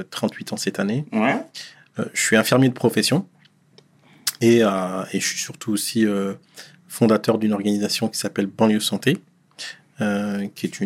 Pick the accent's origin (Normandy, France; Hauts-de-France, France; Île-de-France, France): Hauts-de-France, France; Dechy; moi, je suis né en 83